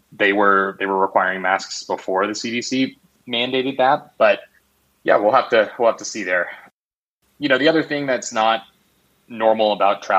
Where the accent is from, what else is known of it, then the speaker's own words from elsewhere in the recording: Arizona, United States; my home state of Arizona